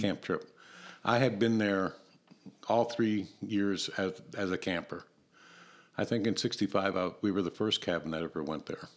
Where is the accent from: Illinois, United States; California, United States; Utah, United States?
Illinois, United States; Barrington Hills; growing up in Barrington, well, actually Barrington Hills